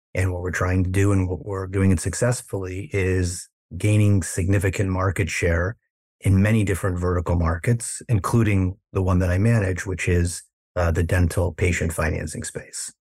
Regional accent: Chicago, Illinois, United States; moved away as an adult; now in Los Angeles, United States; I'm originally from the Midwest in Chicago

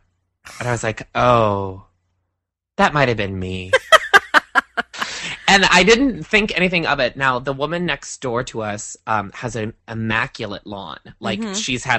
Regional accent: Iowa, United States; moved away; It reminds me of growing up in Iowa

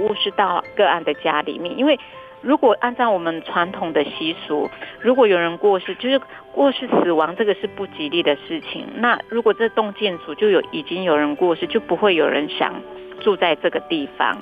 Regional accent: Lanyu, Taitung County, Taiwan; moved away as an adult; 我民国八十三年回到蓝屿卫生所开始服务的时候

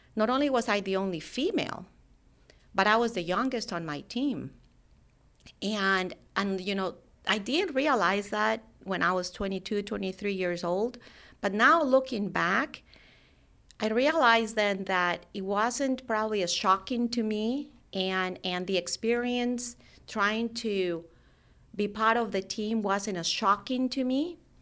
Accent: Colombia; I actually grew up in, in Colombia, South America

